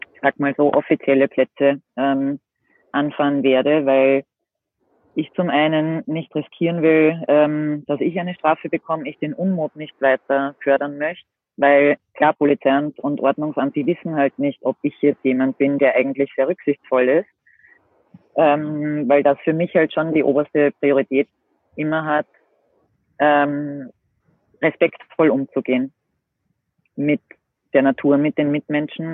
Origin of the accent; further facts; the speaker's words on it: Austria; bei uns in Österreich